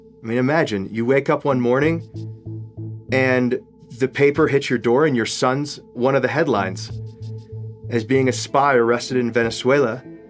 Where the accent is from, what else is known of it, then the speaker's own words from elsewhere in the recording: Grosse Pointe, Michigan, United States; now in Mexico City, Mexico; I'm originally from Grosse Pointe, Michigan. I'm 43 years old. I live now in Mexico City